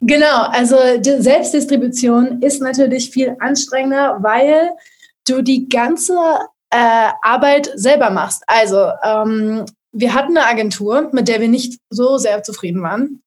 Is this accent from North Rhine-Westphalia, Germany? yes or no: no; Berlin, Germany; komme aus Berlin